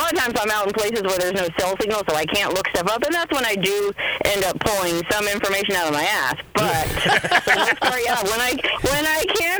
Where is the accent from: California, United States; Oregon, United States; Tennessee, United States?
California, United States; Bay Area of; also born or lived in Las Vegas, Nevada; now in Death Valley, United States; Well, originally from the Bay Area of California, but I got bored living there, and I moved to Las Vegas, where I lived for 21 years